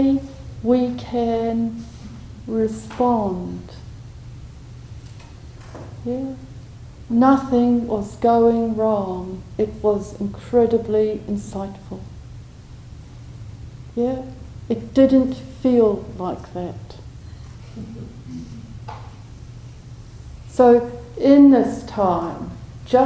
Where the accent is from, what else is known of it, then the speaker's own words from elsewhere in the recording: New Zealand; I'm a Kiwi, used to lots of space